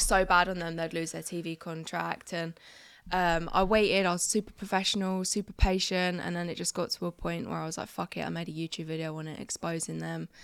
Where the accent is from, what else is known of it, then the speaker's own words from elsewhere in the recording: Crawley, South East England, United Kingdom; moved away as an adult; now in near Birmingham, United Kingdom; I was brought up in a little small town called Crawley